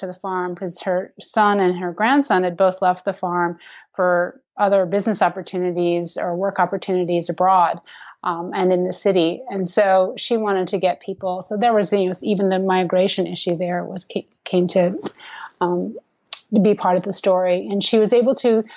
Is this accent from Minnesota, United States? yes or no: yes; Minnesota, United States; moved away; I grew up in Minnesota, and I did not live on a farm